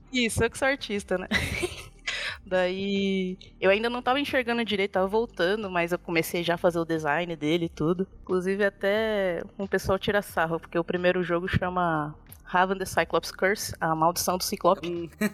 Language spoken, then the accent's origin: Portuguese; São Paulo, Brazil; moved away as an adult; now in Extrema, Brazil; A gente morava aí na, em São Paulo, na Zona Norte, freguesia uhum. do Ó.